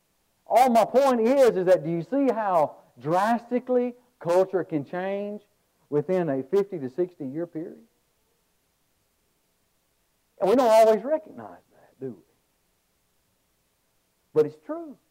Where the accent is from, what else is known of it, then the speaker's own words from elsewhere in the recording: Birmingham, Alabama, United States; I'm from the Birmingham, Alabama area